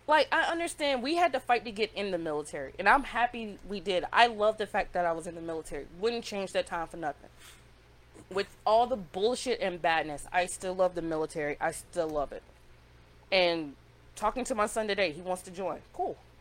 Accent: Greenwood, South Carolina, United States; moved away as an adult; I'm from upstate South Carolina. Yeah. Okay. Shout out to Greenwood. Okay. Like that's my hometown

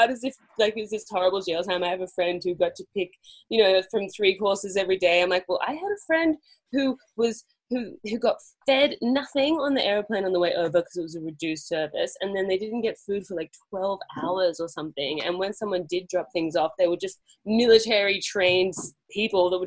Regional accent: Australia; moved away as an adult; also born or lived in London

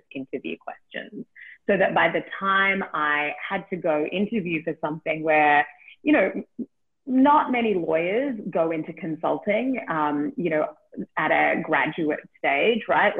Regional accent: Australia; moved away; I'm from Australia, in case you can't tell from the accent.

